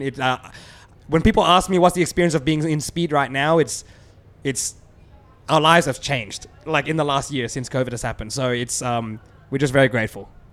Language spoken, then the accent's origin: English; Australia; We're Asian Australian